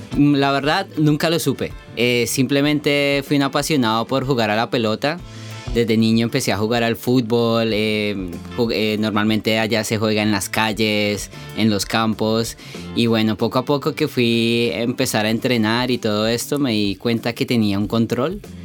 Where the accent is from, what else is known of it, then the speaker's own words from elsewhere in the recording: Colombia; moved away; also born or lived in United States; nací en Colombia